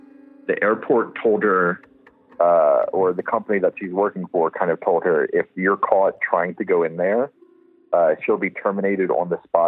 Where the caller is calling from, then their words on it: Denver, Colorado, United States; I'm from Colorado, Denver, right outside Denver.